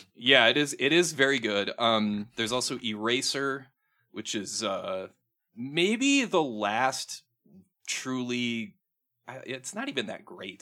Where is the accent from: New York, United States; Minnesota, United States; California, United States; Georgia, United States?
Minnesota, United States; talk like I'm from Minnesota now, 'cause I am from Minnesota.